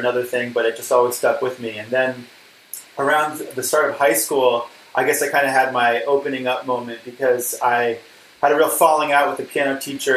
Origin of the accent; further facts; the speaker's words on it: Princeton, New Jersey, United States; also born or lived in Pittsburgh, Pennsylvania; I was born in 1980, and I grew up in mostly in Princeton, New Jersey, although I was in Pittsburgh when I was under five